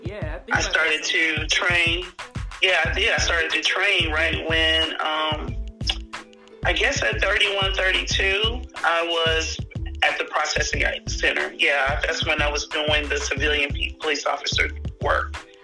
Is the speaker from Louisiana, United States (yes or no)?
no; Indianapolis, Indiana, United States; also born or lived in Fishers, Indiana; I don't live in Indianapolis, but I am born and raised in Indianapolis, but I just live in one of the suburbs called Fishers, Indiana now